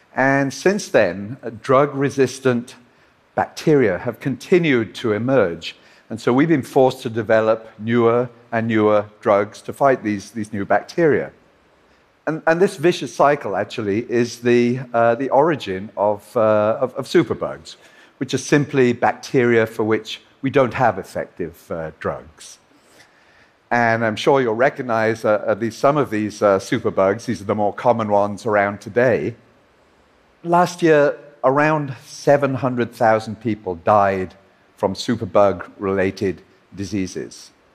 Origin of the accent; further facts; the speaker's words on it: Liverpool, North West England, United Kingdom; his and my hometown of Liverpool